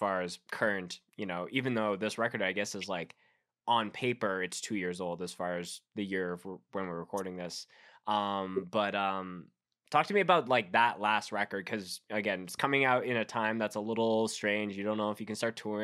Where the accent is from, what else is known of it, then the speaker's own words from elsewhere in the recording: Winnipeg, Manitoba, Canada; now in Calgary, Canada; I grew up in Winnipeg, live in Calgary now